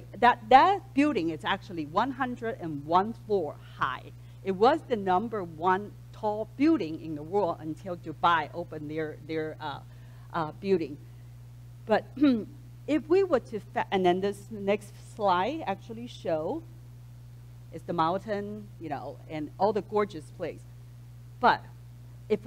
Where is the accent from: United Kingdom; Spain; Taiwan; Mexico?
Taiwan; Taipei; now in United States; I was born and raised in Taipei, Taiwan